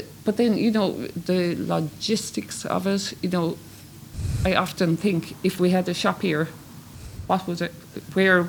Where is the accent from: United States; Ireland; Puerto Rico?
Ireland; I'm from Cluny.